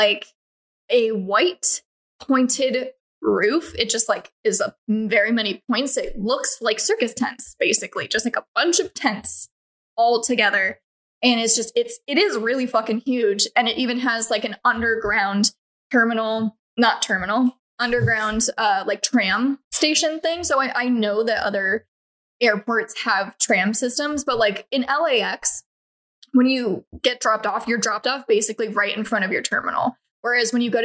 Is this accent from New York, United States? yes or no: no; Colorado, United States; I grew up in Colorado